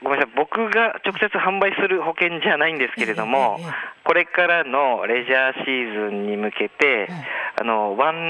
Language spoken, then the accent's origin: Japanese; Kagoshima, Japan; moved away; 僕も鹿児島出身なので